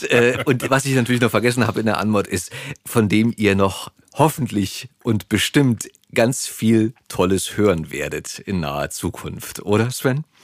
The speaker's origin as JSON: {"language": "German", "region": "Berlin", "country": "Germany", "tie": "born or raised there", "also_born_or_lived": "Switzerland", "said": "geboren bin ich in Charlottenburg."}